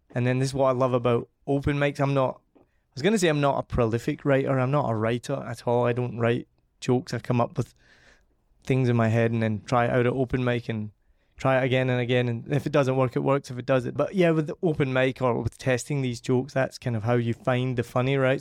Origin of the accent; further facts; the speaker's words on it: Scotland, United Kingdom; being Scottish and from the family I'm from